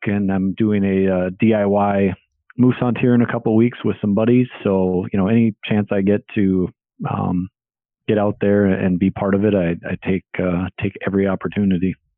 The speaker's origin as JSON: {"language": "English", "region": "Minnesota", "country": "United States", "tie": "born or raised there", "said": "I'm from Minnesota, currently live in Minnesota"}